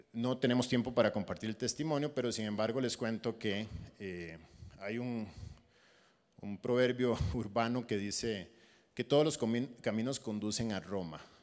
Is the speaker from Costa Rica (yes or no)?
yes; Costa Rica; moved away as an adult; now in Panama; yo soy costarricense y tenía mi, mi iglesia en Costa Rica